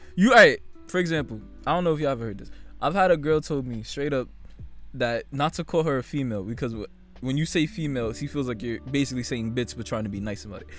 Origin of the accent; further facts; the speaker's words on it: Jamaica; as a Jamaican guy